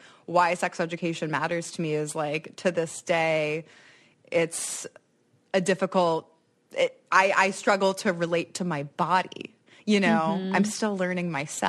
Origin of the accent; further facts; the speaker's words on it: Silver Spring, Maryland, United States; also born or lived in New York; now in Detroit, United States; I grew up in Montgomery County, which is a pretty good school district